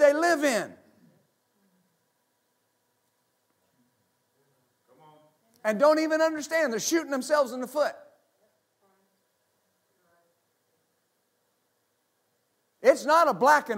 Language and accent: English; United States; I am an American